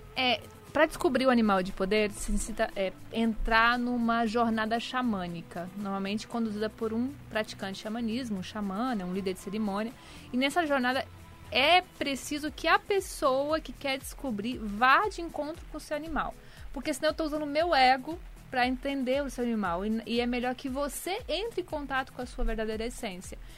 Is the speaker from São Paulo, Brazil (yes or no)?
no; Goiânia, Goiás, Brazil; now in Rio de Janeiro, Brazil; sou de Goiânia, mas atualmente estou no Rio